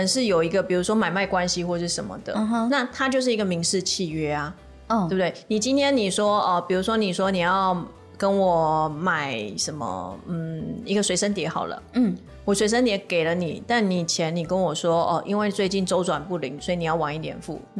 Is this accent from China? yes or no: no; Taiwan; 我们是台湾人，